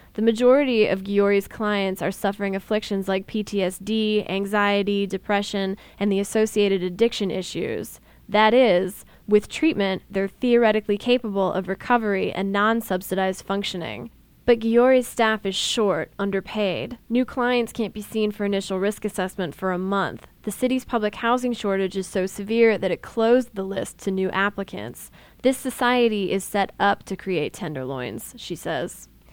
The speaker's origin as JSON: {"language": "English", "region": "Ohio", "country": "United States", "tie": "born or raised there", "said": "my home state was famous all over the country"}